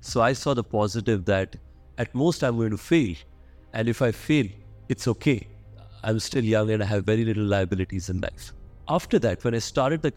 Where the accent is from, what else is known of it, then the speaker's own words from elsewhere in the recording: Odisha-Andhra Pradesh border, India; moved away; also born or lived in Kota / Delhi; I was born and brought up in the Odisha-Andhra Pradesh border, in a place where 80% population is below poverty line.